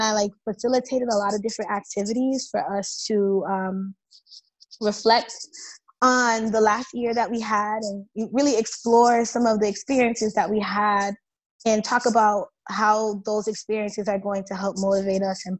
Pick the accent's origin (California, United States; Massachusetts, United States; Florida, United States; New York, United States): Massachusetts, United States; Boston; growing up in Boston and like working in Boston